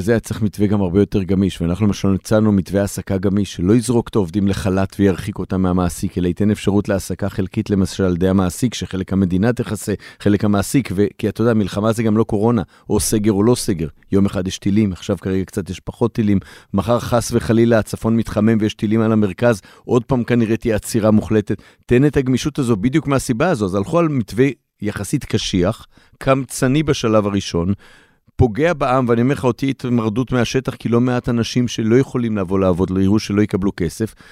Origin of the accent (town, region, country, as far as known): Israel